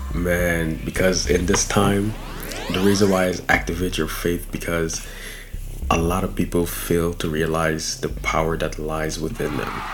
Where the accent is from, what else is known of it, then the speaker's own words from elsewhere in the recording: Guyana; moved away; Originally, I'm from Guyana, South America